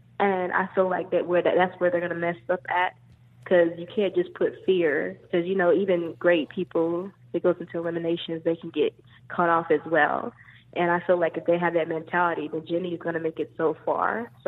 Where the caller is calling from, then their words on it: North Carolina, United States; I'm calling from North Carolina.